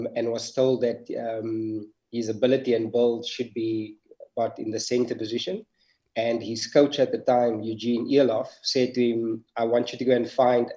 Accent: Johannesburg, Gauteng, South Africa; moved away as an adult; now in Qatar; Growing up in Johannesburg, it was Brian and I always went to the same school until high school

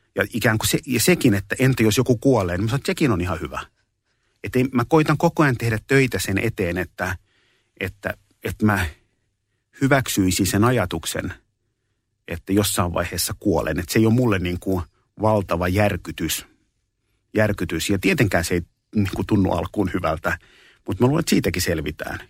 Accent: Espoo, Uusimaa, Finland; also born or lived in Kallio, Helsinki; Mä oon syntynyt 67, vuonna 67 Kalliossa ja mä oon asunut kuusivuotiaaksi asti Kalliossa. Ja sen jälkeen mä oon, mulla oli sen kymmenen vuoden syrjähyppy Espooseen

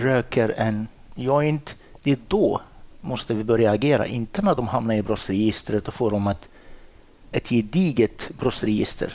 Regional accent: Morocco; Swedish is a second language; moved away as an adult; also born or lived in Dalarna, Sweden / Stockholm, Sweden; now in Sweden; Jag är ursprungligen från Marocko i Nordafrika

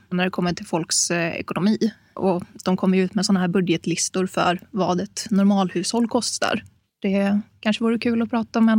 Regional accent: Gothenburg, Västra Götaland, Sweden; now in Uppsala, Sweden; Ja, eh, jag är göteborgare. Det kanske inte hörs så mycket.

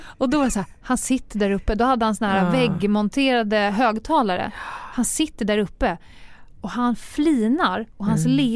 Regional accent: Stockholm, Stockholm County, Sweden

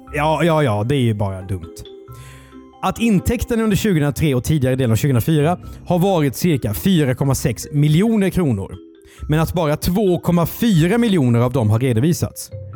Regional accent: Karlskrona, Blekinge, Sweden; Karlskrona där jag är född

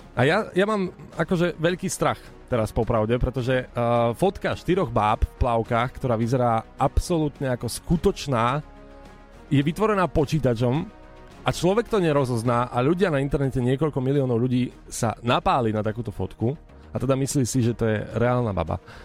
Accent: eastern Slovakia, Slovakia; som z východu

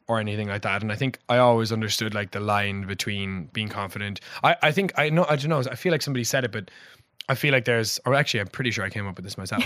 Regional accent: Passage West, Munster, Ireland; I grew up in Passage West.

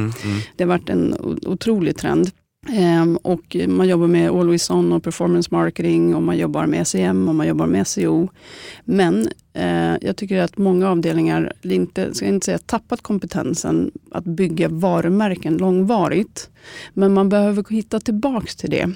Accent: Stockholm, Stockholm County, Sweden; är född och uppvuxen i Stockholm och har bott i mer än 30 år innanför tullarna

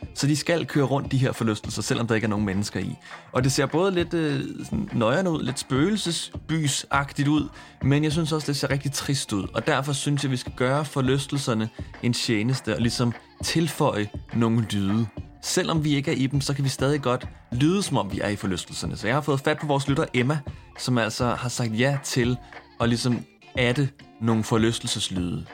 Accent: Smørum, Capital Region of Denmark, Denmark; jeg har gået mange ture i min hjemby Smørum på det seneste, som er en hyggelig forstad uden for København

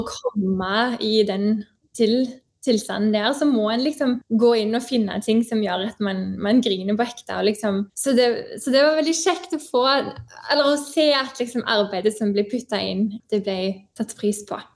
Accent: Stavanger, Rogaland, Norway; moved away as an adult; also born or lived in Oslo; now in Canada; jeg kommer fra Stavanger, som er en fantastisk eh, by.

